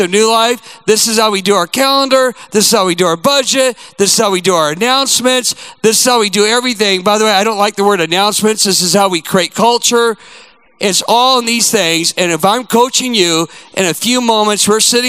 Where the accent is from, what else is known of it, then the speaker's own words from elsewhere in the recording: United States; I'm a proud American